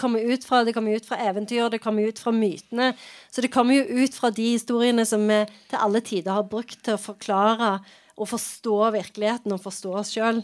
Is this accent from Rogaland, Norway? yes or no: yes; Sandnes, Rogaland, Norway; jeg vokste opp i Sandnes